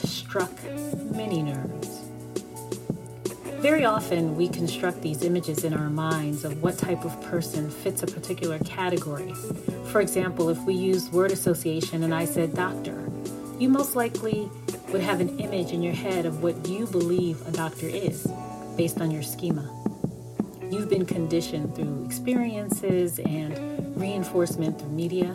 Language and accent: English; New Jersey, United States; also born or lived in New York; I'm from New York, I grew up in New Jersey